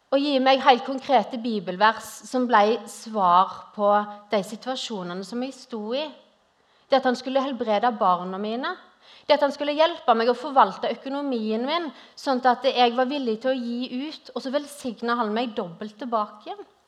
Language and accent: Norwegian; Western Norway, Norway; moved away as an adult; now in Grimstad, Norway; hører dere kanskje at jeg er ikke herfra. Jeg er opprinnelig fra Vestlandet